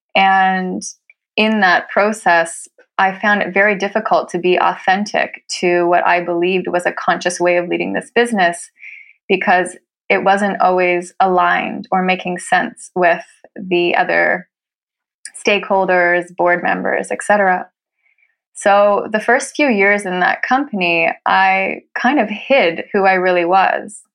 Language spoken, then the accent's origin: English; Canada; moved away as an adult; now in Norway; I'm a Canadian who's been living in Norway for nine years.